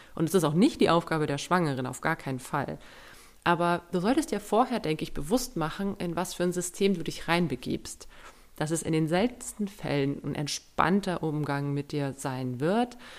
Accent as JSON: {"language": "German", "country": "Germany", "said": "bei uns in Deutschland"}